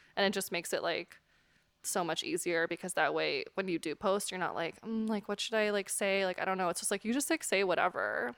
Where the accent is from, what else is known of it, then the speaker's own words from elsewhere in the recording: West Coast, United States; moved away as an adult; now in New York, United States; I'm from the West Coast originally